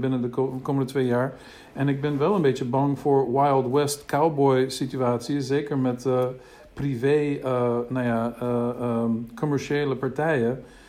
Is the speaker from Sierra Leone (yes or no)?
no; United States; Dutch is a second language; now in Netherlands; Ik kom uit de VS. Ik ben in de VS in Amerika eh, opgegroeid.